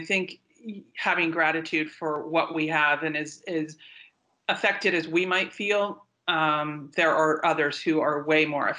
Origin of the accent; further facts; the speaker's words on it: East Coast, United States; moved away; I grew up mostly on the East Coast